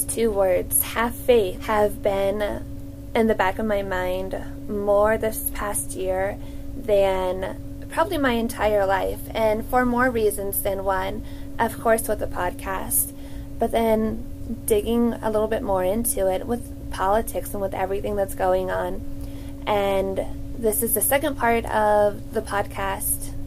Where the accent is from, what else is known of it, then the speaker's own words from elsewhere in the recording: Cincinnati, Ohio, United States; I am from the Cincinnati area